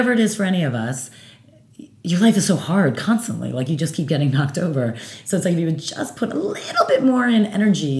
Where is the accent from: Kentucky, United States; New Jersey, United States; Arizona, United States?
New Jersey, United States; I'm from Jersey